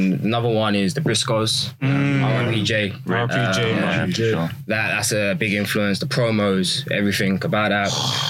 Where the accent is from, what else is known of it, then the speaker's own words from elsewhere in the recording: England, United Kingdom; I'm obviously from England.